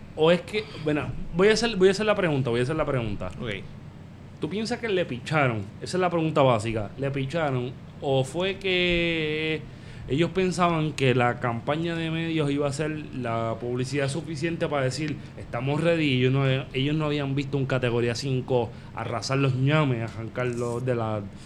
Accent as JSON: {"language": "Spanish", "town": "Vega Baja", "country": "Puerto Rico", "said": "yo soy de Vega Baja"}